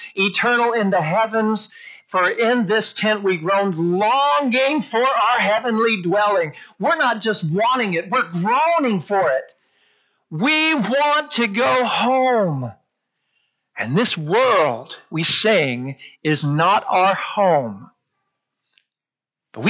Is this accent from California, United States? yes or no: no; Port Isabel, Amarillo, Texas, United States; When I was in fifth grade, we moved from Port Isabel, Texas up to Amarillo.